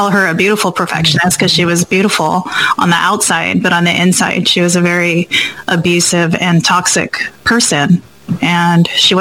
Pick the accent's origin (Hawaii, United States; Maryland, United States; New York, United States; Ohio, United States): Hawaii, United States; also born or lived in Guam; I was born in Guam and raised in Hawaii.